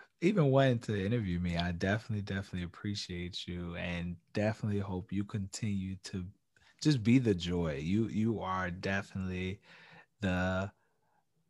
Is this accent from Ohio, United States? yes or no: no; New York, United States; I'm a New Yorker